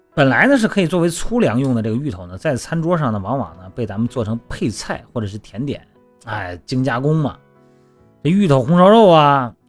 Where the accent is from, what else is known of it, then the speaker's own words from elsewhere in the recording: Shandong, China; moved away; 我们老家山东的